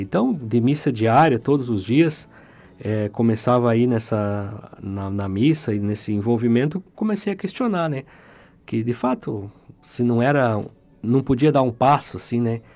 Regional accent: Curitiba, Paraná, Brazil; moved away as an adult; now in Porto Alegre, Brazil; Eu nasci e cresci em Curitiba

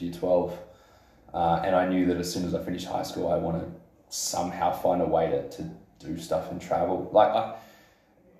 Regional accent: Adelaide, South Australia, Australia; You live in Adelaide, South Australia.

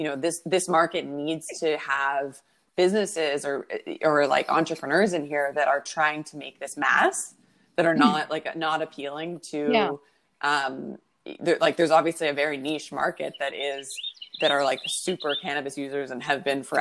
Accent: Canada; also born or lived in Toronto; I'm Canadian, and I am living in Toronto at the moment

